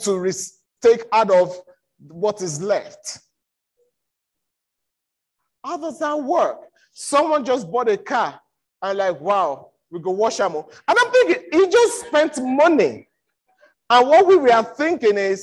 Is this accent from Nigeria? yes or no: yes; Nigeria; I'm from Nigeria. I'm a Yoruba boy